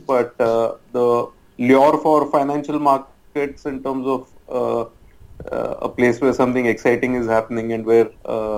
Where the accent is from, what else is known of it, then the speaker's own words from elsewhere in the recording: Mumbai, Maharashtra, India; I've been a Mumbaiite all throughout, born and brought up in Bombay